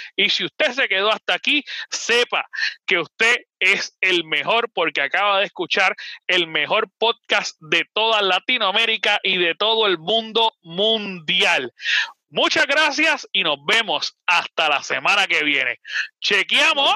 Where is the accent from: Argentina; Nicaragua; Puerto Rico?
Puerto Rico; Nosotros estamos directamente en Puerto Rico transmitiendo, por lo menos mis Chai, Boar y yo